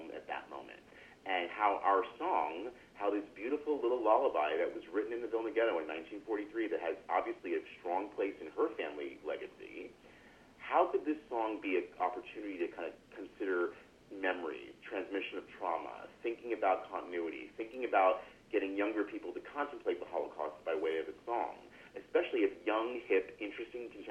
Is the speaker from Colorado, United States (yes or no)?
no; Los Angeles, California, United States; moved away as an adult; now in San Francisco, United States; I really did not know other kids in my immediate milieu of growing up in Los Angeles